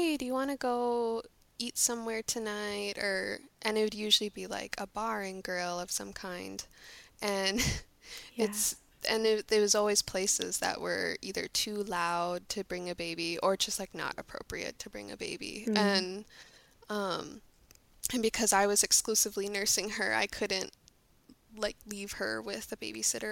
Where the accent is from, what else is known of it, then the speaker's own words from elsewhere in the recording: St. Paul, Minnesota, United States; I grew up in St. Paul, right in the city